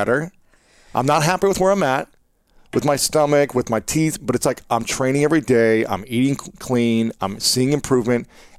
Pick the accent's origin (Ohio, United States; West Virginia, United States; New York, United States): Ohio, United States; moved away; also born or lived in St. Louis; I grew up saying pop in Ohio.